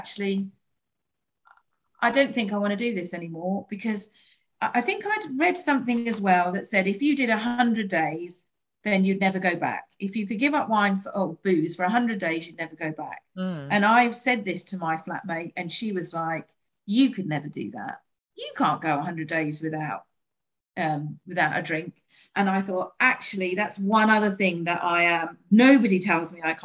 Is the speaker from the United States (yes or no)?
no; United Kingdom; we're British